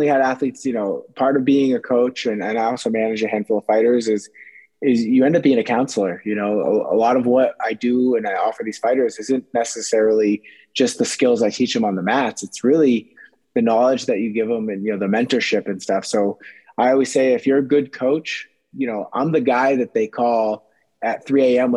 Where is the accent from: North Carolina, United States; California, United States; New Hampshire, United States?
New Hampshire, United States; if you live in New England, I'm from New Hampshire